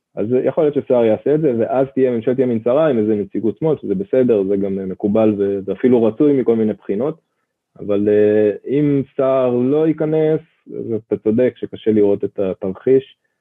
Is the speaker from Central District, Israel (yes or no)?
yes; Ra'anana, Central District, Israel; אני גדלתי במעוזים של המעוזים, כן, ברעננה